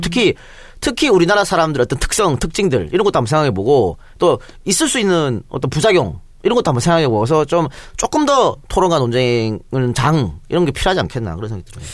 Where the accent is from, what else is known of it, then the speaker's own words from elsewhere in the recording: Andong, North Gyeongsang, South Korea; now in Seoul, South Korea; 안동 출신의 나처럼